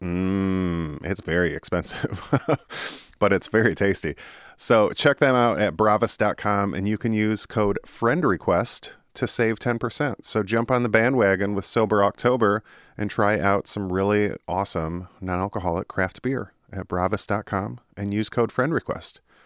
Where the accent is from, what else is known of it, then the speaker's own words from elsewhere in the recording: Michigan, United States; born and raised in Michigan